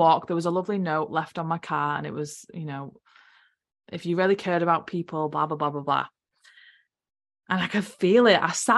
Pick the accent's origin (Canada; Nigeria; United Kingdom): United Kingdom; moved away as an adult; now in New Zealand; I'm from UK, I'm not a Kiwi